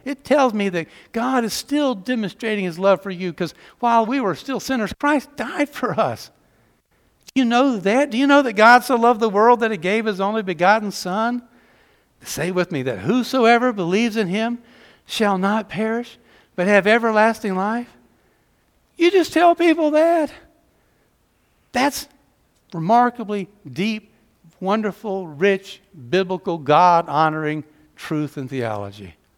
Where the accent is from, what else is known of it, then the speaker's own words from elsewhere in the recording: just below Atlanta, Georgia, United States; accent: Southern; moved away; When you got a couple of Georgia kids who grew up just right below Atlanta, I'm from the hometown of Gone with the Wind